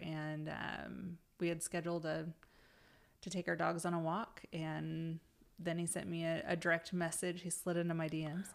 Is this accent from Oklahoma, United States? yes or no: yes; Pawnee, Oklahoma, United States; I grew up in Pawnee, which is a really tiny town up by Stillwater.